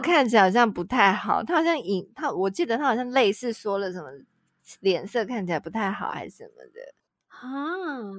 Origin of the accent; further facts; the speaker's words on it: Tainan, Taiwan; 台南人真的不背这个锅